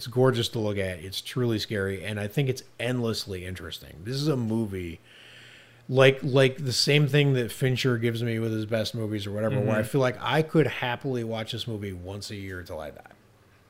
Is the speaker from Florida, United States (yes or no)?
no; Ohio, United States; now in Los Angeles, United States; I live in Los Angeles now, and I have for a long time, but I came from Ohio, and I was back in Ohio personal reasons